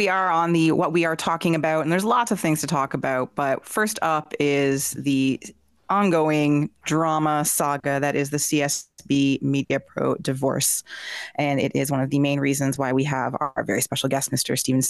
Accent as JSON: {"language": "English", "town": "Peterborough", "region": "Ontario", "country": "Canada", "tie": "born or raised there", "said": "Peterborough is my hometown and that's where I first played soccer and that's where I fell in love with the sport"}